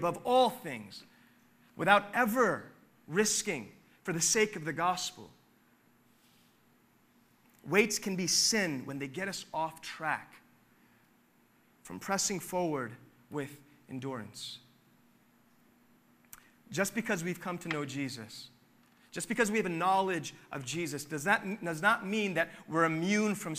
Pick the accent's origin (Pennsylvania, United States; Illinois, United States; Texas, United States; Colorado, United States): Pennsylvania, United States; Philadelphia; growing up in Philly